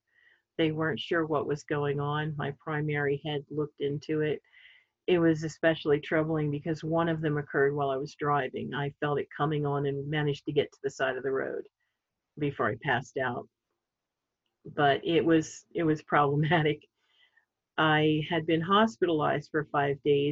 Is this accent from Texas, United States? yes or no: no; Sellersville, Pennsylvania, United States; I grew up in Bucks County, Pennsylvania, a small town called Sellersville.